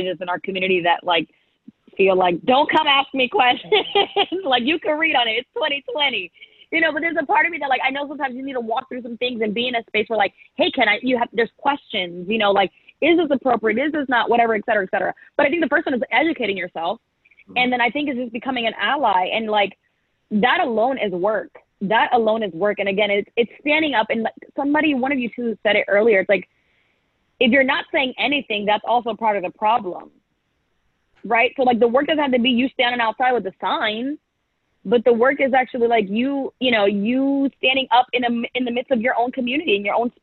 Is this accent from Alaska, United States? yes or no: yes; Anchorage, Alaska, United States; moved away; also born or lived in St. Petersburg, Florida; I grew up in Alaska. Multicultural place. I grew up in Anchorage